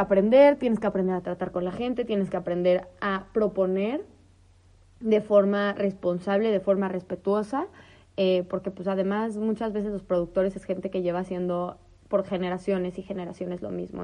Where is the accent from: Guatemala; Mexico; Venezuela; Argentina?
Mexico; northern Mexico; en el norte y en el centro de donde yo soy, eh, o sea, árido, árido